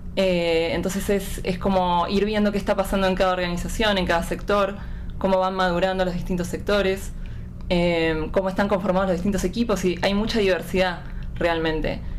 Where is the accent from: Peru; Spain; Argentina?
Argentina; Buenos Aires; de Buenos Aires, Argentina